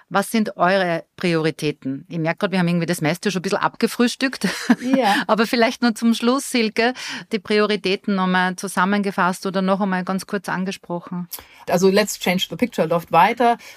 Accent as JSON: {"language": "German", "country": "Austria", "said": "Innsbruck halte ich als Österreicherin genau drei Tage aus, dann kriege ich wirklich Platzangst."}